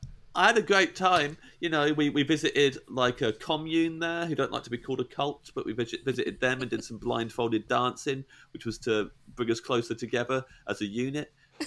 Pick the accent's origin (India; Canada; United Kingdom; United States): United Kingdom; Kettering, East Midlands; Lahnstein, which is twinned with Ketterin, with my hometown.